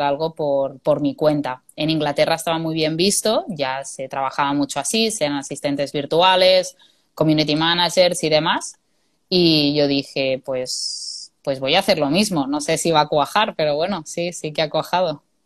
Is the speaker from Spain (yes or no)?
yes; Spain; moved away as an adult; also born or lived in England; yo quería volver a casa y yo buscaba ofertas de trabajo en mi zona y yo quería volver a mi pueblo